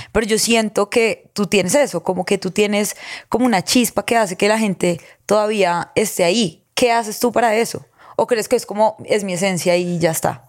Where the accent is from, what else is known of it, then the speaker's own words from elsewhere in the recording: Girardot, Cundinamarca, Colombia; vengo de Girardot